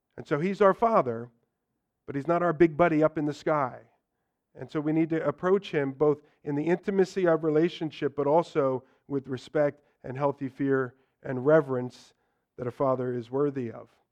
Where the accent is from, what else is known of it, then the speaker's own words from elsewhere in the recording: United States; for us as Americans